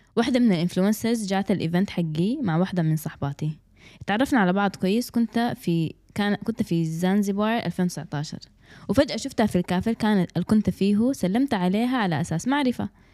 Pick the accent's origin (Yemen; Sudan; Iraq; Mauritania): Sudan; احنا كسودانيين